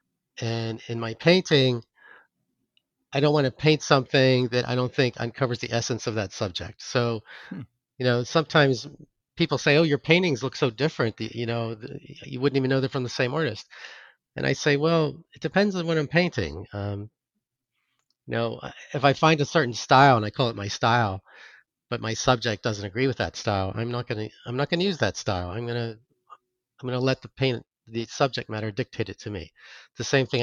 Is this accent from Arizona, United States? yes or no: no; Pittsburgh, Pennsylvania, United States; moved away as an adult; now in Connecticut, United States; I grew up in Pittsburgh